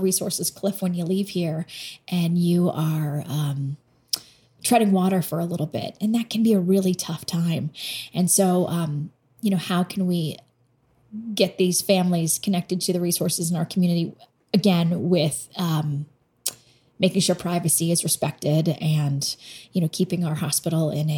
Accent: Boston, Massachusetts, United States; moved away as an adult; growing up in Boston

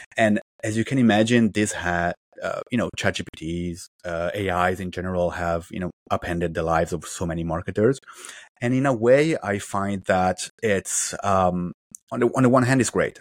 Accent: Italy; moved away as an adult; also born or lived in China / Beijing / Shanghai / Southern China; now in Vancouver, Canada; I'm originally from Italy, although I basically spent my whole professional life in China

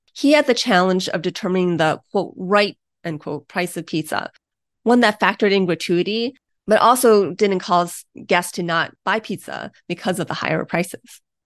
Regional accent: Ohio, United States; my home state of Ohio

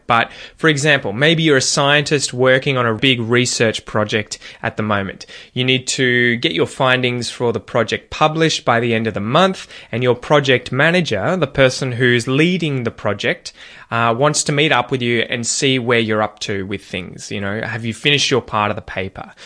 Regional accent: Australia; accent: Australian

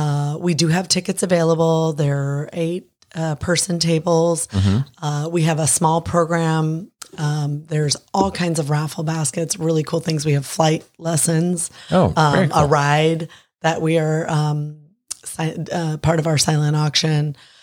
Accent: La Mesa, California, United States; I'm a fourth generation La Mesan. So mm-hmm. I was born and raised in La Mesa. We have a home there. I'm raising my kids there.

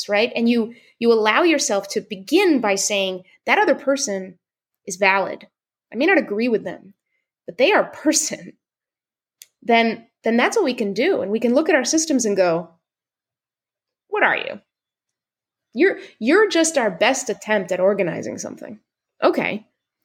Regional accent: Seattle, Washington, United States; I'm from Seattle

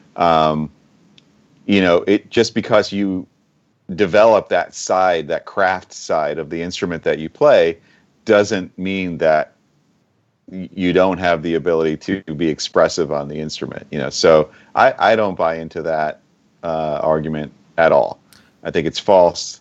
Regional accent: Long Island, New York, United States; also born or lived in Boston; I grew up on Long Island and New York

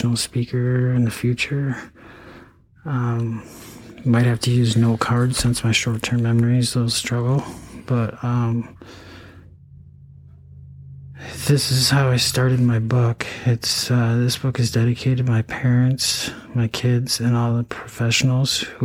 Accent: Eau Claire, Wisconsin, United States; also born or lived in Altoona, Wisconsin / St. Cloud, Minnesota; I went to, you know, high school in Eau Claire, Altoona, I mean. I was born in Eau Claire.

